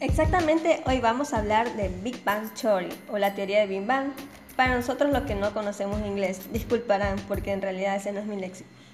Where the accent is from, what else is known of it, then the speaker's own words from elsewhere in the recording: Machala, El Oro, Ecuador; mi querida ciudad de Machala, capital bananera del mundo, ubicados en Ecuador